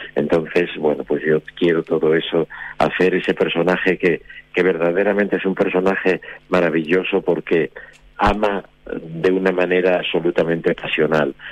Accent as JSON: {"language": "Spanish", "town": "Oviedo", "region": "Asturias", "country": "Spain", "said": "yo soy de Oviedo, yo nací en Oviedo y debuté en Oviedo hace mucho tiempo"}